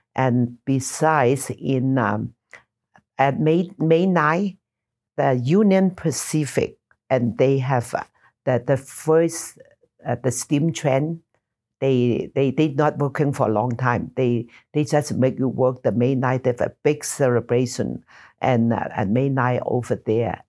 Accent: Taishan, Guangdong, China; also born or lived in Nassau, Bahamas; now in Utah, United States; Toy San, my hometown

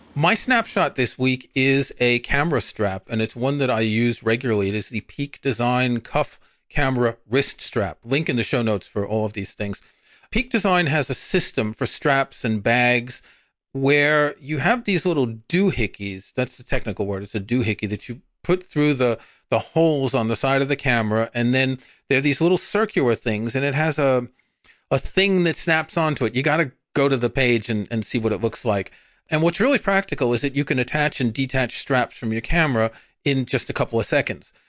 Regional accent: New York, United States; moved away; I grew up in New York.

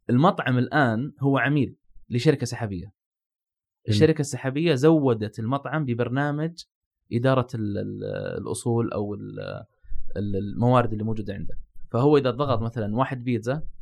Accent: Saudi Arabia; وهذا موجود عندنا في السعوديه

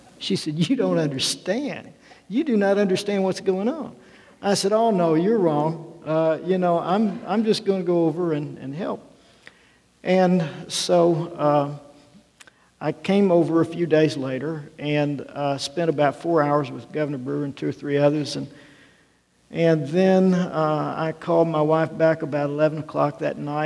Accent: Arkansas, United States; moved away; a guy growing up in Arkansas

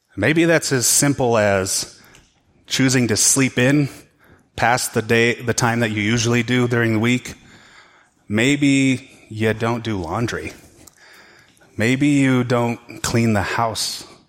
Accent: United States

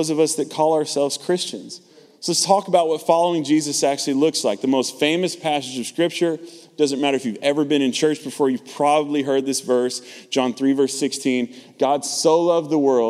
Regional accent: Texas, United States; I'm from the South, right? Born and raised in Texas

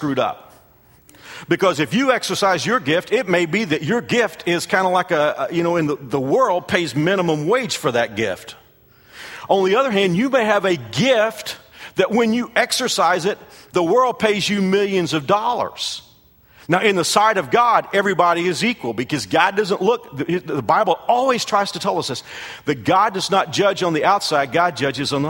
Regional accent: United States; as an American

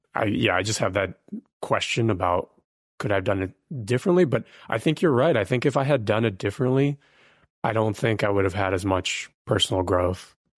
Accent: Ukraine; now in United States; originally, I was born in Ukraine. We came as refugees to the U S

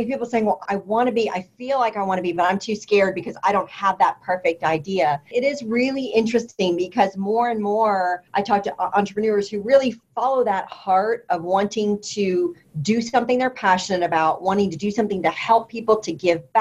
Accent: Indianapolis, Indiana, United States; now in Austin, United States; my hometown, Indianapolis, Indiana

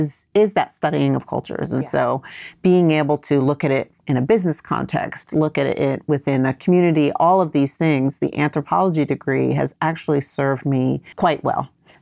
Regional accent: New York City, New York, United States; also born or lived in Vietnam; So I'm originally from Vietnam, but I grew up and was raised in New York, first New York City, and then upstate New York for, starting when I was about a year and a half old.

